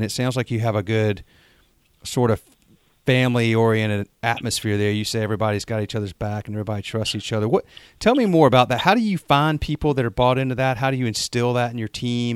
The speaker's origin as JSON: {"language": "English", "region": "North Carolina", "country": "United States", "said": "I'm from North Carolina, as you can probably tell by the accent"}